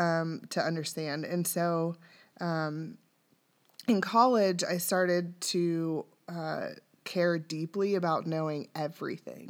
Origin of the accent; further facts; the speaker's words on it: Dayton, Ohio, United States; I was born and raised in Dayton.